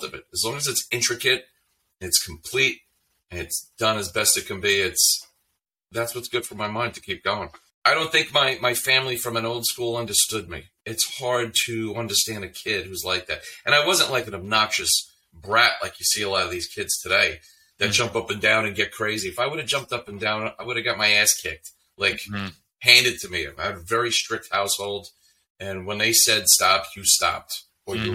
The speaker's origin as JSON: {"language": "English", "town": "Lake Grove", "region": "New York", "country": "United States", "tie": "born or raised there", "said": "I grew up in Lake Grove."}